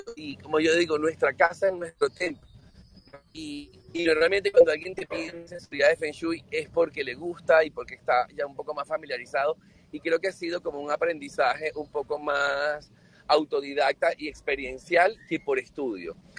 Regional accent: Venezuela; also born or lived in Europe

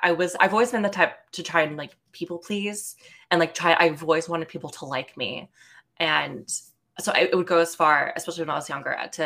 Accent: Bay Area, California, United States; also born or lived in Los Angeles, California; I born and raised California. I've always lived in California, granted different parts of California, but I grew up in the Bay Area.

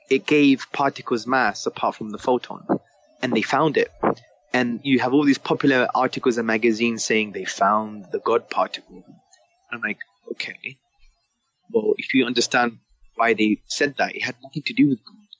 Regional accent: London, United Kingdom; I was brought up in Hackney in the 1980s

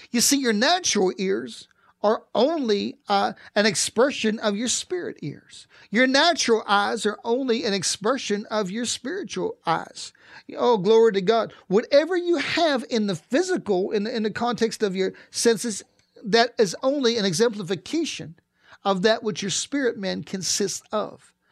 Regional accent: East Pittsburgh, Pennsylvania, United States; I grew up in East Pittsburgh, and I was along the Allegheny River

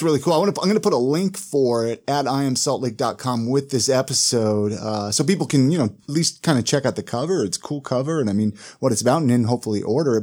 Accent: Ventura, California, United States; I grew up in Ventura

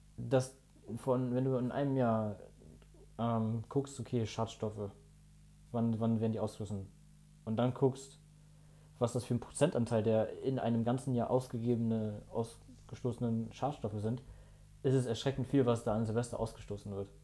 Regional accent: Ratingen, North Rhine-Westphalia, Germany; bei uns in Rating

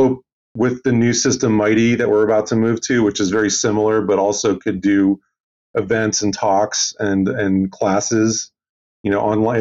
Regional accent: United States; I'm American

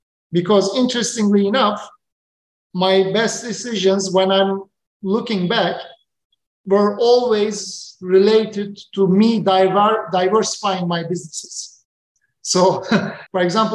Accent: Turkey; moved away as an adult; now in Tanzania; back in my country, back in my home country.

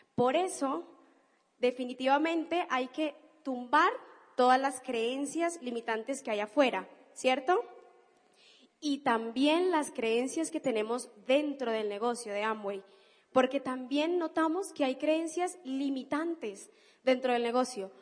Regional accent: Cali, Valle del Cauca, Colombia; now in Argentina; Yo no soy argentina, yo soy colombiana, soy de Cali

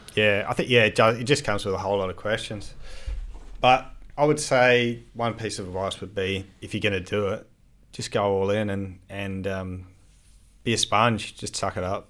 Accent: Adelaide, South Australia, Australia; I grew up in Adelaide

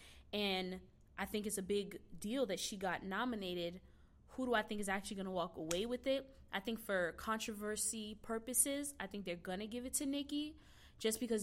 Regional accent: New York City, New York, United States; I'm from Brooklyn

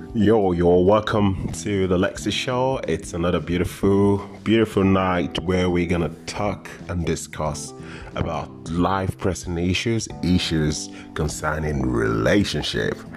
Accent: Nigeria; when I was growing up in Nigeria

